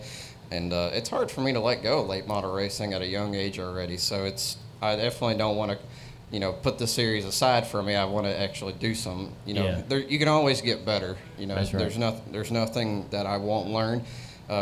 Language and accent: English; Aledo, Texas, United States; I'm from Aledo, Texas